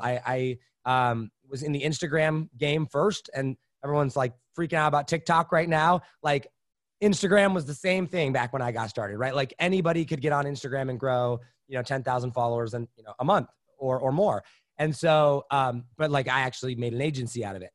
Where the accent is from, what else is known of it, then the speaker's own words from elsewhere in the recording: Indiana, United States; also born or lived in Wisconsin / Los Angeles; that's when we moved out to a, a farm in Indiana